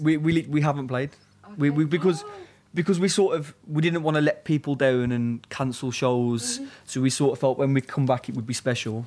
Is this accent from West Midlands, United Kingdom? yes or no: yes; Birmingham, West Midlands, United Kingdom; also born or lived in Walsall; now in London, United Kingdom; we're from Birmingham mainly, but also like he lives south of England in Kent now, and I live in London